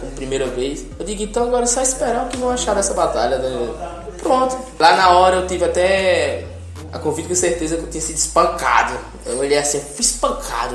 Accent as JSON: {"language": "Portuguese", "region": "Ceará", "country": "Brazil"}